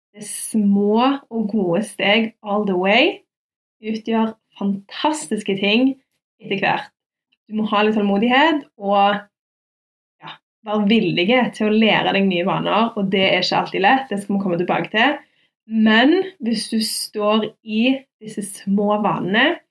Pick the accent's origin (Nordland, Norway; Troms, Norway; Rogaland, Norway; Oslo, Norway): Rogaland, Norway; Stavanger; Jeg er fra Madla